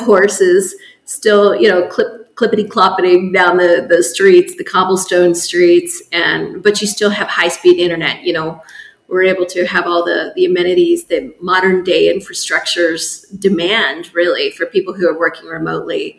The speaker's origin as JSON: {"language": "English", "region": "Colorado", "country": "United States", "tie": "born or raised there", "moved": "yes", "lives_now": "Lake Chapala, Mexico", "said": "I'm American. I was born and raised in Colorado, and I ended up coming down to Mexico in 1993"}